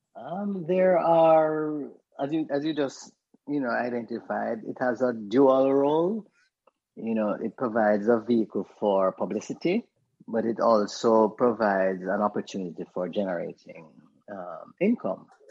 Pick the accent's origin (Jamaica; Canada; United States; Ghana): Jamaica; I'm an African first. Yeah, then I'm a Caribbean yeah, person, well. and then I'm a Jamaican.